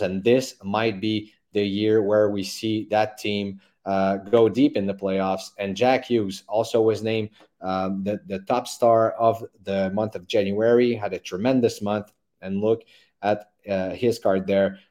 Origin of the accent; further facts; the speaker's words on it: Montreal, Quebec, Canada; I live here, uh, born and raised in Montreal